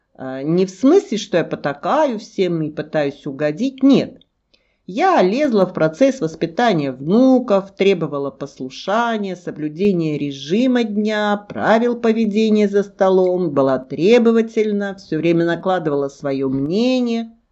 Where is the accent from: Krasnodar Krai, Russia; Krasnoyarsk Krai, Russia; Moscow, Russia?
Krasnodar Krai, Russia; Krasnodar; я из Краснодара